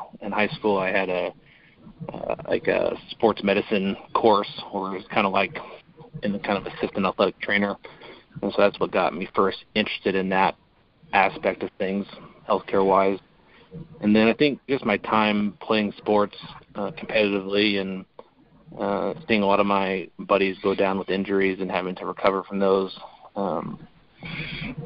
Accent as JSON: {"language": "English", "town": "Boise", "region": "Idaho", "country": "United States", "tie": "born or raised there", "also_born_or_lived": "Arizona / Pocatello, Idaho / Kansas City", "moved": "as an adult", "lives_now": "Joint Base Lewis-McChord, Washington, United States", "said": "So I'm from Idaho, born and raised in Boise, Idaho to be exact."}